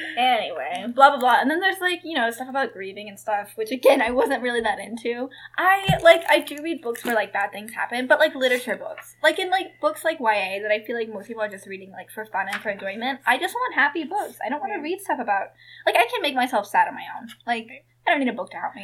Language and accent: English; Kansas, United States; I was born in Kansas